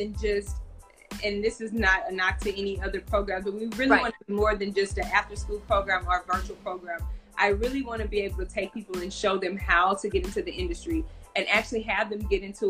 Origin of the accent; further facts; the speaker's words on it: Texas, United States; now in Los Angeles, United States; However, I'm from Texas, and I felt that we needed to know how, kids needed to know how to get into the entertainment industry.